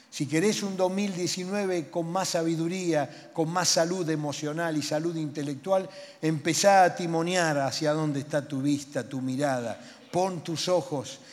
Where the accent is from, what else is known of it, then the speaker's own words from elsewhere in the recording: Buenos Aires, Argentina; Y yo soy porteño